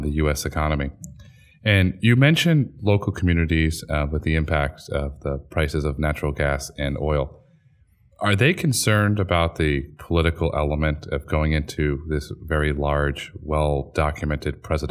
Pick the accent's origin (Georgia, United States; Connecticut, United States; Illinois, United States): Connecticut, United States; I grew up in Connecticut, and it gets very cold in Connecticut